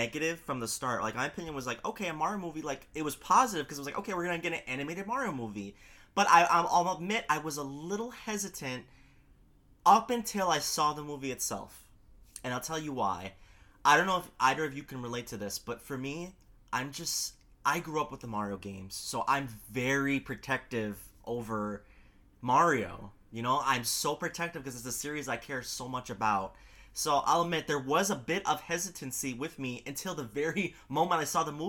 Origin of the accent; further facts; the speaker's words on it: New York City, New York, United States; I'm a New Yorker. I live in Queens.